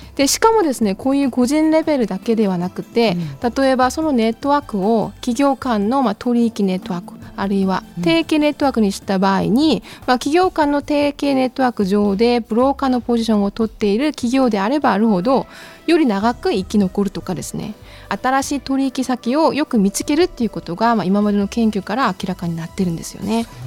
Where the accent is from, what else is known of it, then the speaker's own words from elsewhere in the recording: Incheon, South Korea; Japanese is a second language; moved away as an adult; also born or lived in Kyushu, Japan; now in Fukuoka, Japan; 韓国のインチョンですね